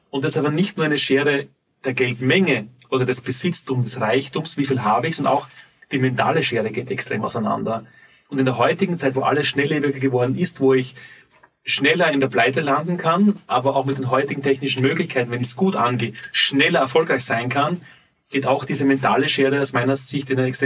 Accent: Graz, Styria, Austria; born there; Ich bin in Graz geboren, 1977

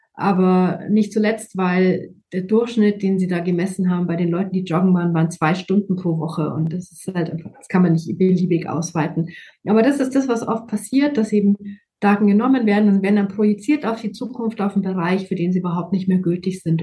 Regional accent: Germany; bei uns in Deutschland

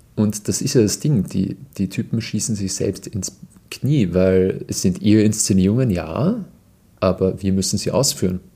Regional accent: Austria; bei uns im Land

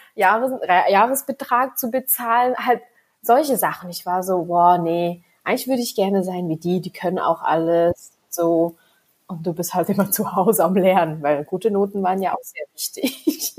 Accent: Switzerland; Ich bin, wie gesagt, in der Schweiz geboren, aufgewachsen

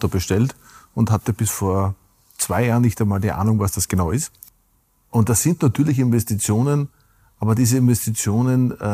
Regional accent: Burgenland, Austria; Und ich darf es mein Heimatbundesland zitieren. Das Burgenland ist hat einen Nationalpark.

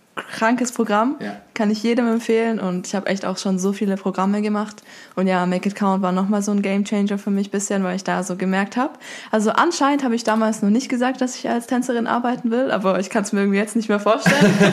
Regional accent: Stuttgart, Baden-Württemberg, Germany; Ich komme aus Stuttgart

